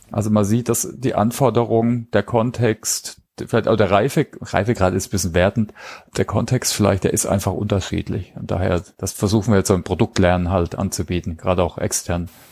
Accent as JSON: {"language": "German", "town": "Heilbronn", "region": "Baden-Württemberg", "country": "Germany", "tie": "born or raised there", "said": "Heilbronn, also meinem Heimatort übrigens, ne? kleine Side-Note, da war ich ähm, habe ich mein Abitur gemacht"}